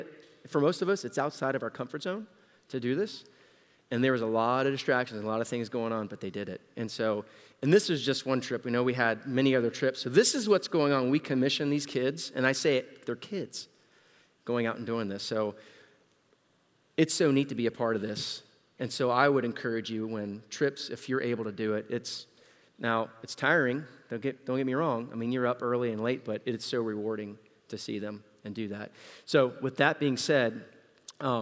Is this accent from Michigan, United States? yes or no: no; Central Florida, United States; we're from Central Florida, it's hotter.